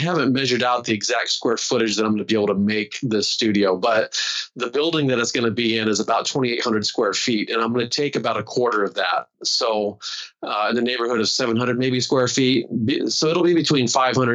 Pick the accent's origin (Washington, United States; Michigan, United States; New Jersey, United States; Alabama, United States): Washington, United States; Walla Walla; I come from Walla Walla, Washington